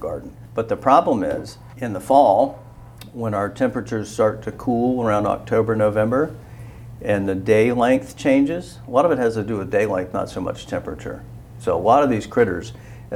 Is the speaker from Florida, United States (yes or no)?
yes; Florida, United States; now in Georgia, United States; I grew up in Florida